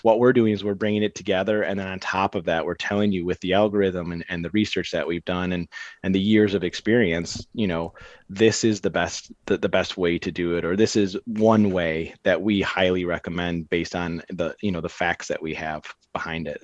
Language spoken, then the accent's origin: English; Cadillac, Michigan, United States; now in Grand Rapids, United States; I grew up in Cadillac, so an hour and a half north of Grand Rapids